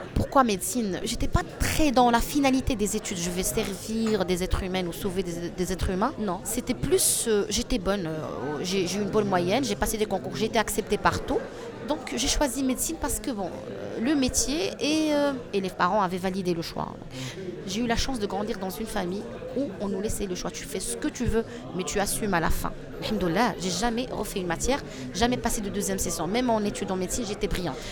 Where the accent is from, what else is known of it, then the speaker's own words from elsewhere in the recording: Fez, Fès-Meknès, Morocco; now in Rabat, Morocco; On a grandi à Fès